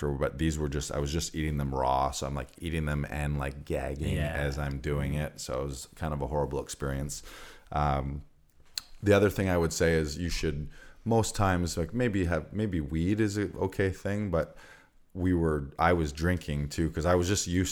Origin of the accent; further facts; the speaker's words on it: Orillia, Ontario, Canada; moved away as an adult; also born or lived in London, Ontario; I'm not from Barrie. I'm from Orillia